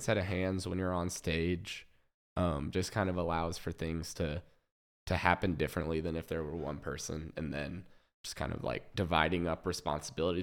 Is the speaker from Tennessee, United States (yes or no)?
no; Overland Park, Kansas, United States; I was born in Kansas City, Missouri, um, and then grew up in Overland Park, Kansas